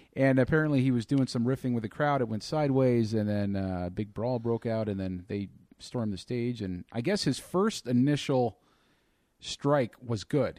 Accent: California, United States; now in Texas, United States; I'm a States guy. I'm, I'm from California

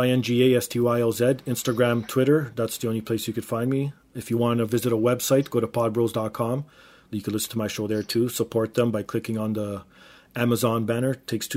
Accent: Toronto, Ontario, Canada; I grew up in Toronto

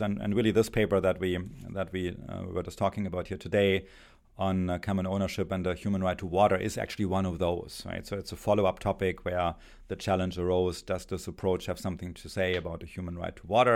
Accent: Germany; English is a second language; moved away as an adult; my accent, I, uh, spent my, uh, childhood and, and youth in Germany.

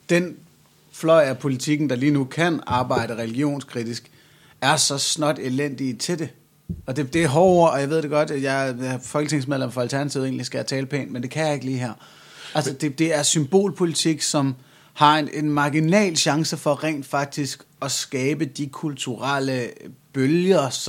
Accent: Jutland, Denmark; jeg er jyder

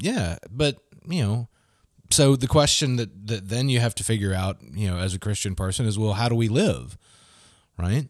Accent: Gulfport, Mississippi, United States; moved away as an adult; also born or lived in Muskogee, Oklahoma; I grew up in Gulfport

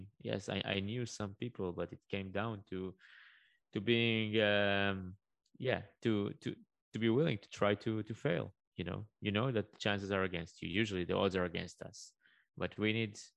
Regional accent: Israel; I come from Israel. Life is not always easy over here

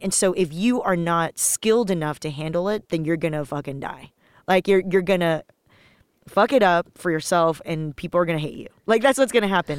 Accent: Los Angeles, California, United States; also born or lived in Taiwan; I was born in Taiwan, moved to Los Angeles when I was little

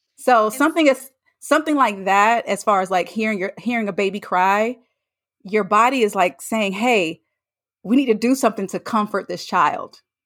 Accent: North Carolina, United States; moved away; I'm from North Carolina. I went home to see family.

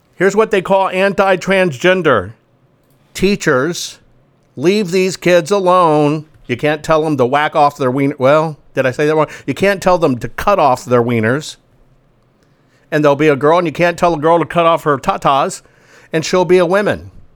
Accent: Arkansas, United States; I'm from Arkansas

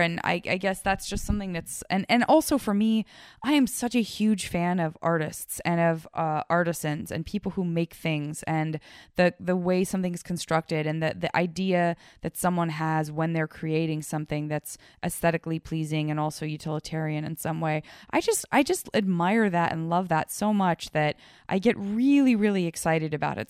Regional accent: Arizona, United States; moved away; growing up in Arizona

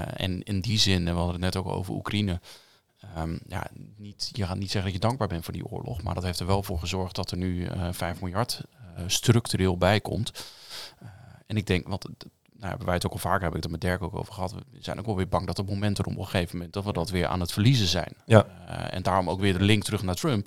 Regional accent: Westland, South Holland, Netherlands; Ik kom uit het Westland

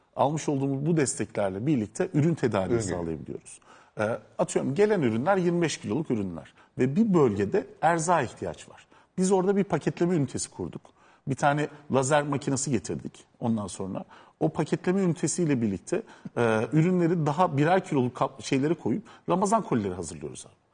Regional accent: Adana, Turkey; moved away; Ben o toprakların çocuğuyum. Ben Adanalıyım.

